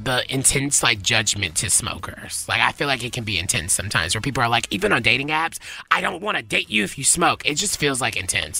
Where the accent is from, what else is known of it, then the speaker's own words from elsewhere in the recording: the South, United States; accent: southern; my southern accent, I can't help it sometimes